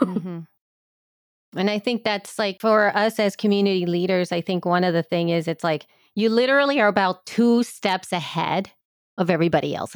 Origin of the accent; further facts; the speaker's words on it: El Salvador; now in United States; I've always identified as somebody from El Salvador